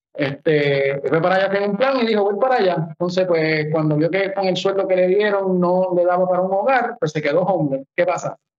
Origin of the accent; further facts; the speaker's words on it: Puerto Rico; Nosotros somos un territorio estadounidense